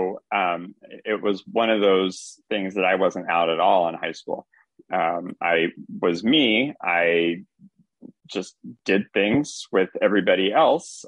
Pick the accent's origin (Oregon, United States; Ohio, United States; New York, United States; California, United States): Oregon, United States; St. Helens; also born or lived in Pittsburgh, Pennsylvania / Durham, North Carolina / Tucson, Arizona; now in Portland, United States; I actually am a native Oregonian. Portland, I grew up in St. Helens, Oregon, just about 30 miles outside of the city of Portland.